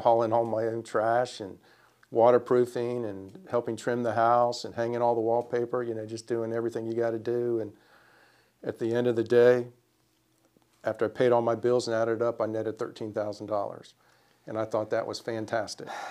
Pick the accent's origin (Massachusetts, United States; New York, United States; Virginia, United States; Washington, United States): Virginia, United States; Springfield; now in Winston-Salem, United States; I am from Springfield, Virginia